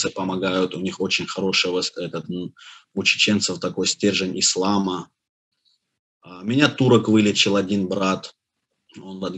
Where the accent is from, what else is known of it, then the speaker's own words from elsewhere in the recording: Azerbaijan; born there; Я родился в Азербайджане. Мой отец и мать жили в самом Баку.